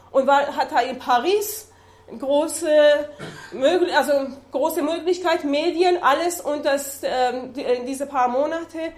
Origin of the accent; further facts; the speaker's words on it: Iran; ich bin Iranerin, komme aus dem Iran